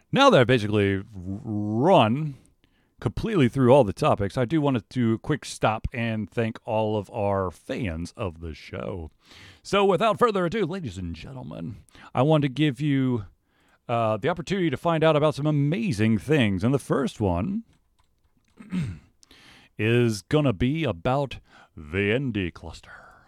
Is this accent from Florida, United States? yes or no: no; Atlanta, Georgia, United States; I grew up in Atlanta.